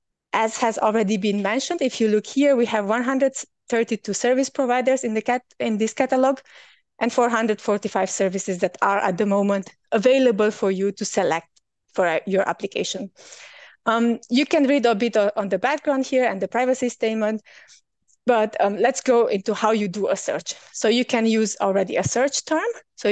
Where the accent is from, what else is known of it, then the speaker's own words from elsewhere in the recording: Germany; So because I'm from Germany, of course, generally, I cannot really apply for service providers that are providing services from Germany.